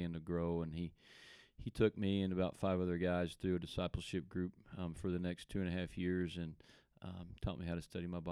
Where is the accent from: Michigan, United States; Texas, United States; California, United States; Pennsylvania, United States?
Texas, United States; Allen; also born or lived in Durant, Oklahoma; I'm a local guy. I grew up in Allen, lived there my whole life